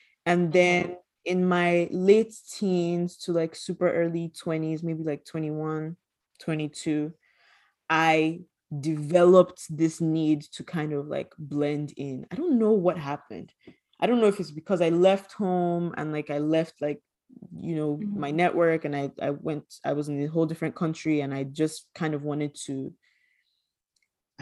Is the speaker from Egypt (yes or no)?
no; Nigeria; growing up Nigerian